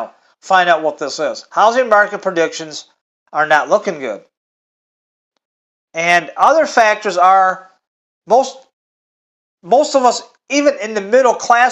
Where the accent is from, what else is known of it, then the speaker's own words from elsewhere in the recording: Michigan, United States; I'm from Michigan.